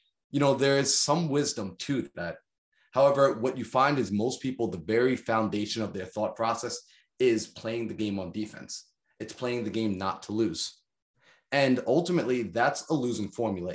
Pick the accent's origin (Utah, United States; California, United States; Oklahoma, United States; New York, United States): New York, United States; Long Island; I'm from New York, man, like Long Island, New York, like it's expensive out there